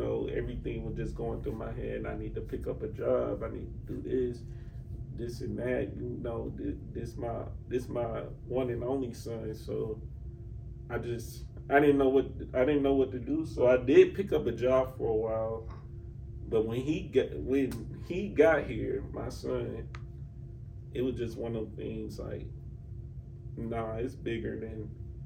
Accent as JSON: {"language": "English", "town": "Atlanta", "region": "Georgia", "country": "United States", "said": "I'm from here"}